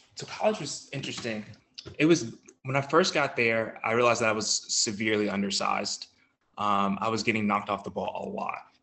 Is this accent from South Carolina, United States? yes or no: no; Collinsville, Virginia, United States; I'm from Collinsville, Virginia. It's a really small town in Virginia